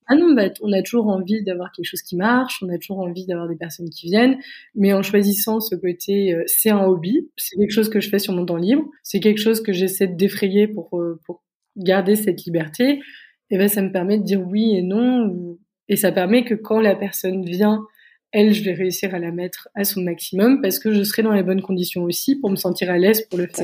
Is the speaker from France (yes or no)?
yes; France; moved away as an adult; now in Berlin, Germany; en tant que Français